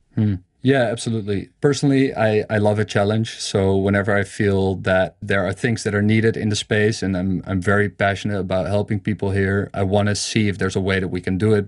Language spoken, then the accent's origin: English; Amsterdam, North Holland, Netherlands; I'm from Amsterdam.